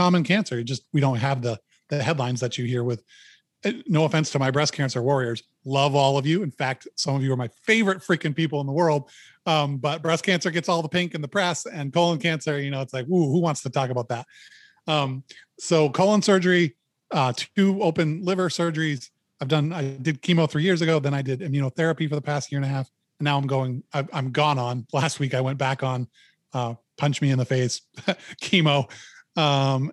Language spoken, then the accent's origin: English; Maine, United States; I'm a guy from Maine